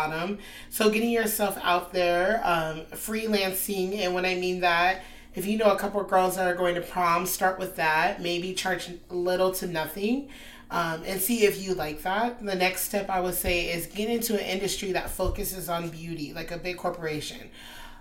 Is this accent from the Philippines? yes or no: no; Anchorage, Alaska, United States; moved away as an adult; now in Austin, United States; I'm from Anchorage, Alaska, just transferred to Austin roughly 6 months ago